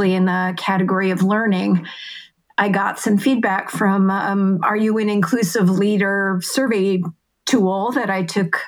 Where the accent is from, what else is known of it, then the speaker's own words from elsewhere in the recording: Massachusetts, United States; I grew up in Massachusetts